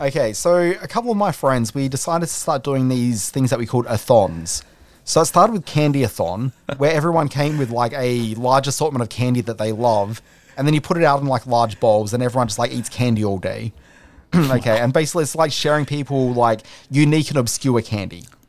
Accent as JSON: {"language": "English", "country": "Australia", "said": "we're Australians"}